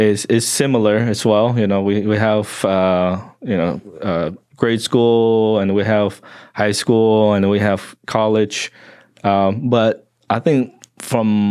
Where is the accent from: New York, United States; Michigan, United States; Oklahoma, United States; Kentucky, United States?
Oklahoma, United States; also born or lived in Vietnam; the way I grew up in Oklahoma